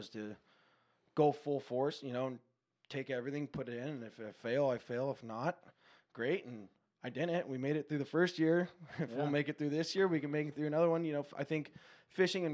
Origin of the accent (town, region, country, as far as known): Encinitas, California, United States; born or raised there; also born or lived in Palm Desert, California